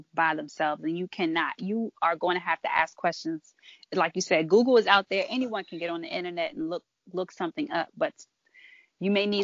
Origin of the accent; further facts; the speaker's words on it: Maryland, United States; I'm from Maryland